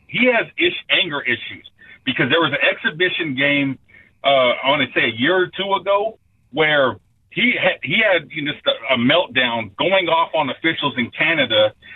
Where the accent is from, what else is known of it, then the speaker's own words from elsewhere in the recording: Wichita, Kansas, United States; the Wichita State stuff? That's my hometown.